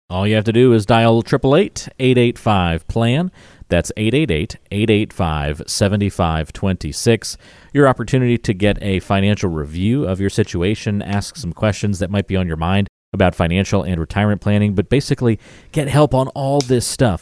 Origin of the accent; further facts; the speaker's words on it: Greensboro, North Carolina, United States; I grew up in Greensboro in North Carolina